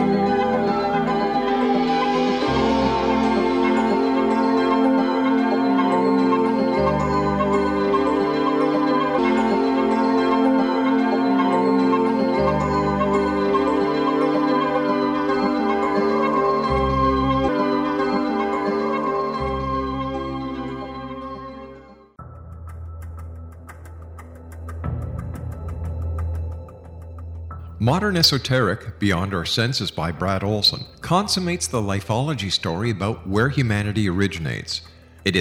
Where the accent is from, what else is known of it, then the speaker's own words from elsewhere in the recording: Montreal, Quebec, Canada; I'm from Montreal